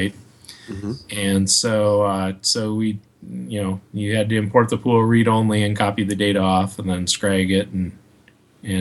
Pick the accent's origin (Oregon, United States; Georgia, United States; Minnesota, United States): Minnesota, United States; Minneapolis; also born or lived in Bay Area, California; now in northern Wisconsin, United States; I grew up in the Twin Cities area of Minnesota